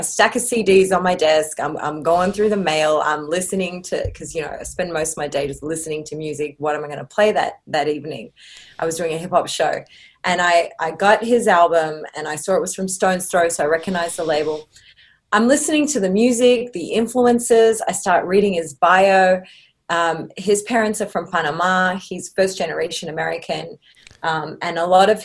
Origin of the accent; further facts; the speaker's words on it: Sydney, New South Wales, Australia; moved away as an adult; also born or lived in Mexico; now in Los Angeles, United States; I grew up in Australia, in Sydney, Australia, but I was born in Mexico.